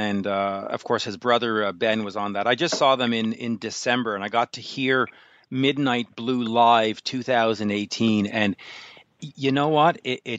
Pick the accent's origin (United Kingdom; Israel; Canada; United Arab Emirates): Canada; now in Montreal, Canada; being a Canadian, je suis un Canadien up here in Montreal